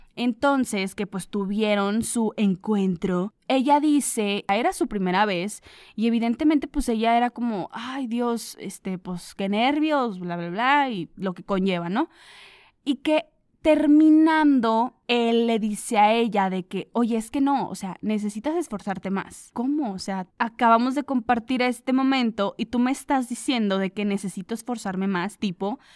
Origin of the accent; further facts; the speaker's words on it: Comarca Lagunera, Mexico; aquí de donde soy yo, de la comarca lagunera